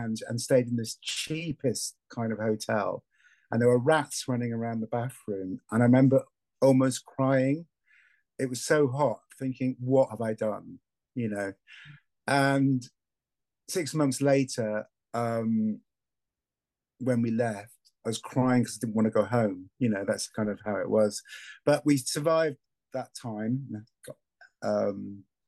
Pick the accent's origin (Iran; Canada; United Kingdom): United Kingdom; Anglesey, North Wales; now in Sussex, United Kingdom; I come from Anglesey in North Wales, which is obviously where was a kind of Druidic stronghold, and I was brought up there